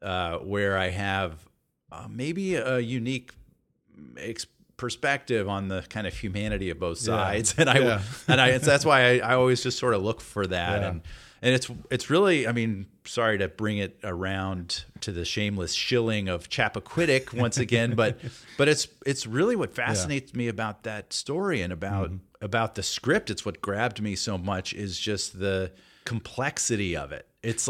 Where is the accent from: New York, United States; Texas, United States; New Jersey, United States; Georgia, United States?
Georgia, United States; Atlanta; Yeah, I grew up in Atlanta, and and my parents are very Southern. Mom's from Tennessee, and Dad's from Alabama.